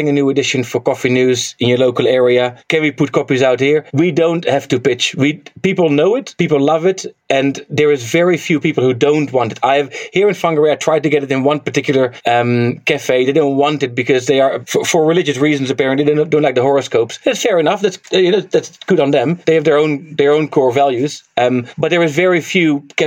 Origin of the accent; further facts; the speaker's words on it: Netherlands; now in New Zealand; I'm from Holland, from Netherlands